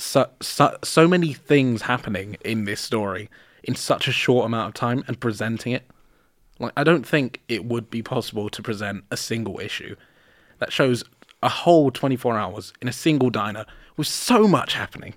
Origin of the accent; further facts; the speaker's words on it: London, United Kingdom; fucking Londoner I am